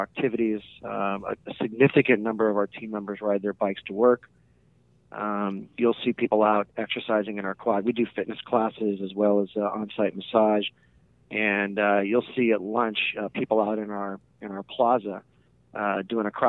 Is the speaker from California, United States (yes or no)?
yes; Southern California, United States; moved away as an adult; also born or lived in Annapolis, Maryland / Chicago; now in San Luis Obispo, United States; I grew up in Southern California